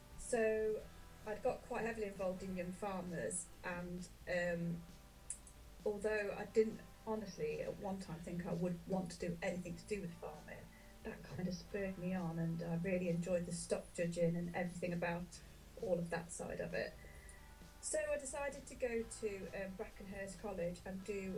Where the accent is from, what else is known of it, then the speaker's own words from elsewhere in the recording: Leicestershire, East Midlands, United Kingdom; I'm from Leicestershire, yeah. Whilst we were children, it was a dairy farm